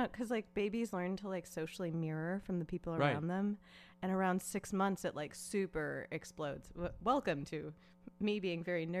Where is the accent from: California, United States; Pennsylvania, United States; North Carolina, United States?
California, United States; Los Angeles